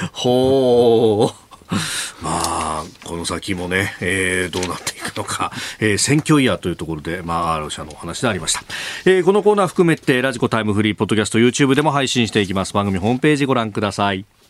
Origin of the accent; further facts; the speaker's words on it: Yokosuka, Kanagawa, Japan; also born or lived in Yokohama; 横須賀生まれ横須賀育ち大学は横浜で過ごしました